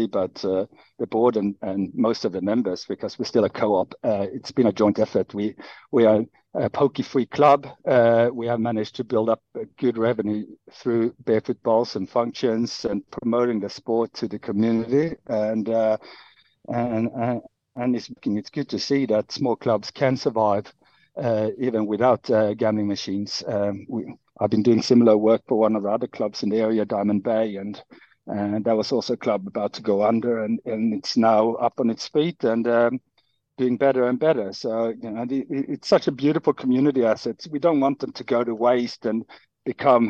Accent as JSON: {"language": "English", "town": "Helsingborg", "region": "Skåne", "country": "Sweden", "moved": "as an adult", "lives_now": "Sydney, Australia", "said": "I'm from a small town in the south called Helsingborg, very close to Denmark"}